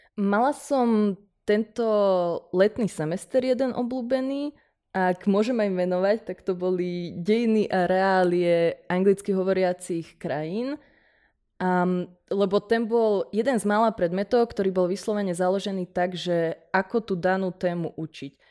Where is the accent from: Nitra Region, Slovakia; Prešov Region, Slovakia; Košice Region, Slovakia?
Nitra Region, Slovakia; Nitra; ja som z Nitry a o ukf tým pádom som vedela odjak živa